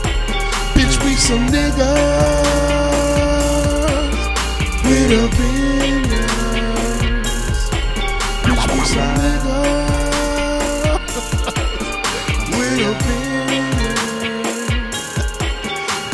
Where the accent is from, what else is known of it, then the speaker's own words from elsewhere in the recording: Miami, Florida, United States; I'm born and raised in Miami